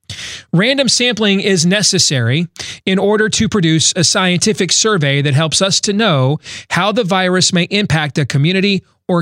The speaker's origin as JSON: {"language": "English", "region": "Iowa", "country": "United States", "said": "my home state of Iowa"}